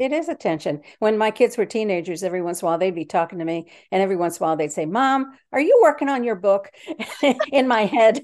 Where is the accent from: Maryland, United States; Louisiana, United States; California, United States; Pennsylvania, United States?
Maryland, United States; DC suburbs; now in Yorktown, United States; I grew up in Maryland in the D C suburbs.